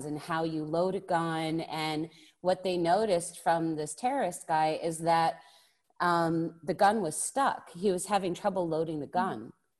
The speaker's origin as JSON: {"language": "English", "country": "United States", "moved": "yes", "lives_now": "Germany", "said": "Well, I'm American, so although I live in Germany"}